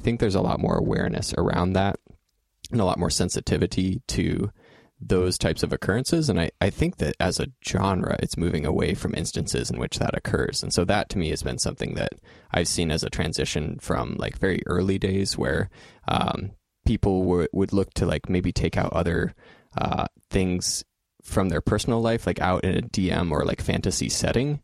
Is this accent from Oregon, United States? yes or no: yes; Salem, Eastern Oregon, United States; I moved from Eastern Oregon to Salem uh, when I was about 10